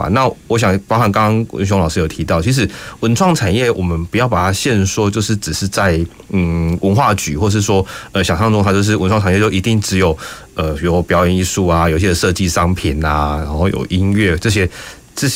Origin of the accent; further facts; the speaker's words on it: Kaohsiung, Taiwan; 哪些东西是我高雄，我高雄人我骄傲这样子的一种一种地方。